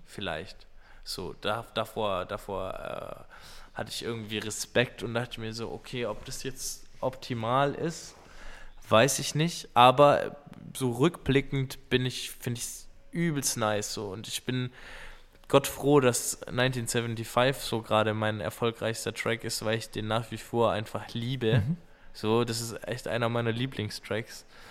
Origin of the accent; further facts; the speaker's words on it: Schorndorf, Baden-Württemberg, Germany; bei uns in Schorndorf in der Manufaktur